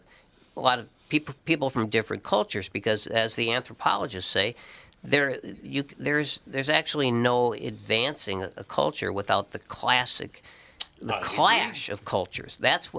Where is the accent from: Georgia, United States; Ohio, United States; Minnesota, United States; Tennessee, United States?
Minnesota, United States; St. Paul; I grew up on Creighton Avenue in St. Paul